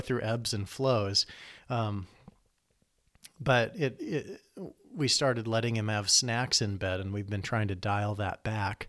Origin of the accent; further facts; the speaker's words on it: Iowa, United States; moved away as an adult; also born or lived in Chicago; now in Lansing, United States; I grew up in Iowa, in the country